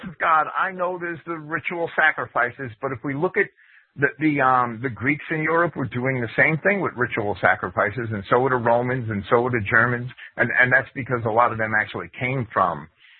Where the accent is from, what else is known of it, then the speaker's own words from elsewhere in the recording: Jersey City, New Jersey, United States; I grew up in Jersey City